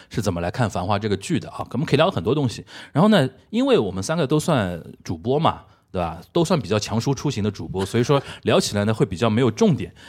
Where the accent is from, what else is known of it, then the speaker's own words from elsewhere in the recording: Shanghai, China; 我们算土著，但是呢，我们不算那个，因为上海人叫本地人嘛